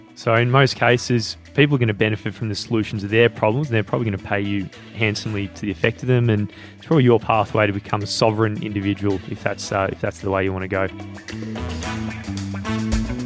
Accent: Australia; I'm Australian

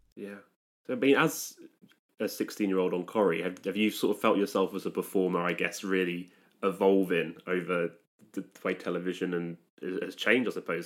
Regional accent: Stratford-upon-Avon, West Midlands, United Kingdom; I'm, I'm, I'm from Stratford upon Avon

